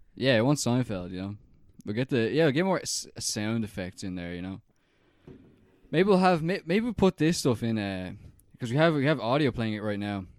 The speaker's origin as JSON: {"language": "English", "country": "Ireland"}